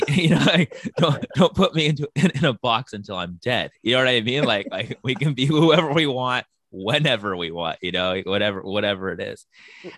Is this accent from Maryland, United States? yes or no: no; San Diego, California, United States; I was born and raised in San Diego